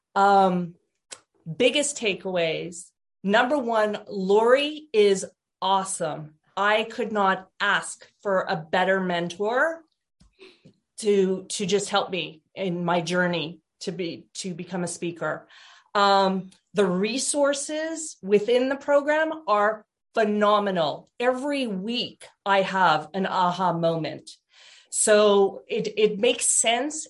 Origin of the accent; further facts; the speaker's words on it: Portland, Oregon, United States; I am from Portland, Oregon